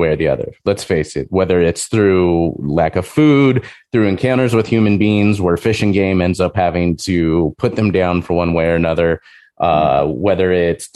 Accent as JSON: {"language": "English", "region": "Montana", "country": "United States", "said": "for us as Montanans"}